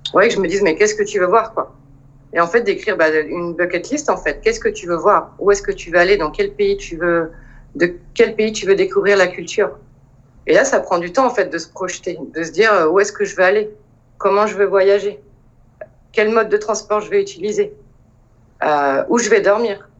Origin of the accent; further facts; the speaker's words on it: Le Mans, Pays de la Loire, France; moved away as an adult; also born or lived in Montpellier / Paris; Je suis originaire du Mans. Euh, donc j'ai vécu au Mans jusqu'à mes 20 ans.